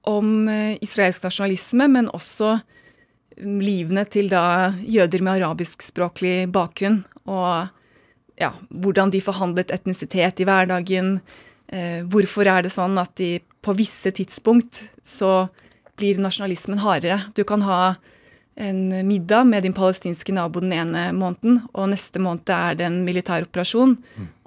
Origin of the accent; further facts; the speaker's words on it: United States; born there; Jeg er født i USA, som jeg er.